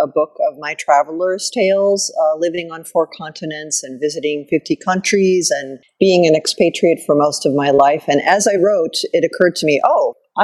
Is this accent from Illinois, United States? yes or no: yes; Chicago, Illinois, United States; moved away as an adult; also born or lived in New York / Paris / Cairo / Sharm el-Sheikh; I grew up outside of Chicago